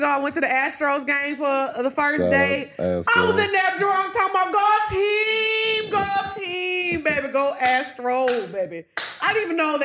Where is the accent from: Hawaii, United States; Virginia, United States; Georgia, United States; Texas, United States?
Texas, United States; Orange; I grew up in Orange, Texas.